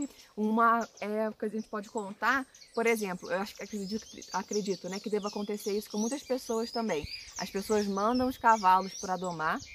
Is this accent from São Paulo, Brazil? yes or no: no; Rio de Janeiro, Brazil; now in Minas Gerais, Brazil; a gente é carioca, a gente é do Rio de Janeiro, a gente mudou para onde a gente está hoje, que é em Minas